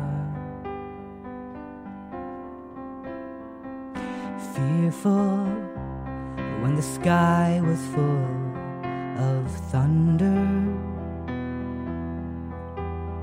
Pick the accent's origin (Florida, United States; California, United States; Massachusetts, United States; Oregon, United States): Massachusetts, United States; Lexington; I grew up outside Boston, little town called Lexington